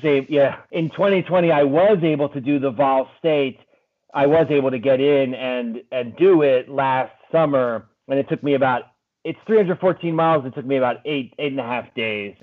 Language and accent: English; Pennsylvania, United States; moved away as an adult; also born or lived in Maryland; now in Washington, D.C., United States; I grew up in Pennsylvania